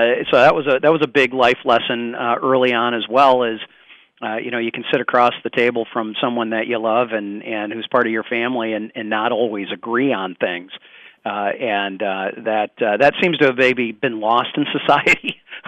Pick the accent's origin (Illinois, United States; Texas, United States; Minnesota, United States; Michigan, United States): Michigan, United States; Zeeland; So, I grew up in the Zeeland Holland area.